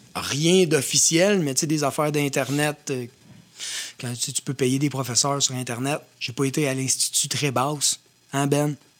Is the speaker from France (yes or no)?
no; Louiseville region, Quebec, Canada; on vient de la région de Louisville. Puis, juste là-bas, moi, je me rappelle ma, jeunesse